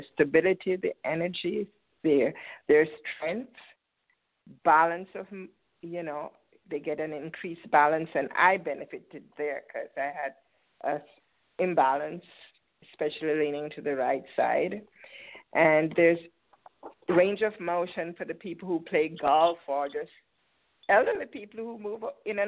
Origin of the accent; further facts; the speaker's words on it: Port Antonio, Portland, Jamaica; moved away as an adult; now in United States; I was born in Port Antonio. It's in the east side of the island.